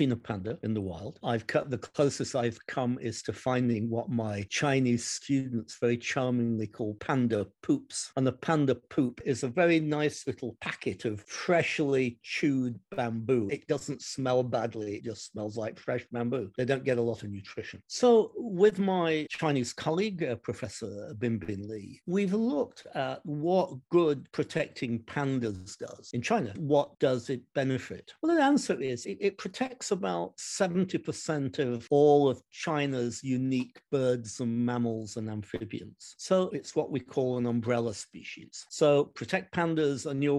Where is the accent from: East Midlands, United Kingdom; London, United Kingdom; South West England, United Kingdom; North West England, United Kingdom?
East Midlands, United Kingdom; Derby; now in United States; my hometown of Derby in the United Kingdom